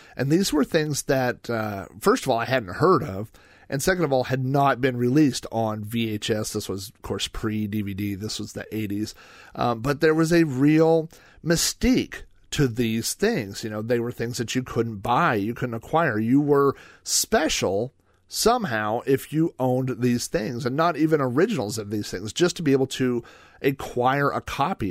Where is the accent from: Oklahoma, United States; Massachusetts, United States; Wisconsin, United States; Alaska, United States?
Oklahoma, United States; When I was growing up in Oklahoma